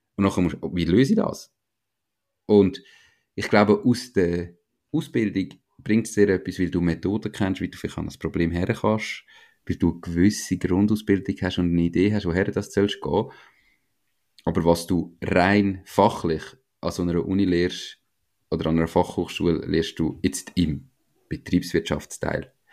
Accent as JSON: {"language": "German", "country": "Switzerland", "said": "wie wir in der Schweiz"}